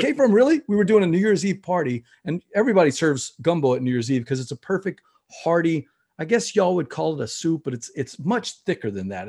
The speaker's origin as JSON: {"language": "English", "region": "Louisiana", "country": "United States", "said": "I'm from Louisiana"}